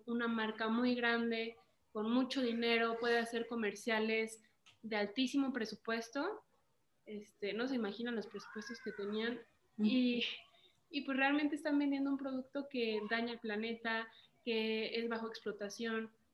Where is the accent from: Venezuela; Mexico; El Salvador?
Mexico; Morelia, Michoacán; moved away as an adult; now in Mexico City, Mexico; Nosotras somos de Morelia, Michoacán. Estamos ahorita actualmente en la Ciudad de México. Yo me vine hace tres años por mi carrera